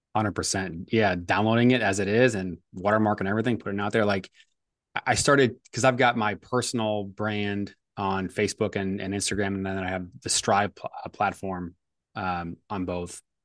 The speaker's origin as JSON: {"language": "English", "town": "St. Louis", "region": "Missouri", "country": "United States", "tie": "born or raised there", "said": "I grew up in Saint Louis"}